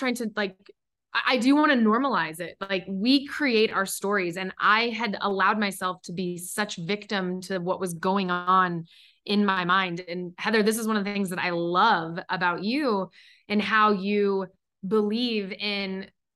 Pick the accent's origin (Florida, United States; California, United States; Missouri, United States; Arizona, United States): Missouri, United States; Kansas City; I'm originally from Kansas City. So … from KC.